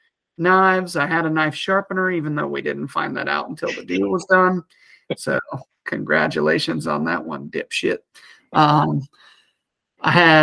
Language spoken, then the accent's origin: English; Ohio, United States; I am tagged out in Ohio, which is my home state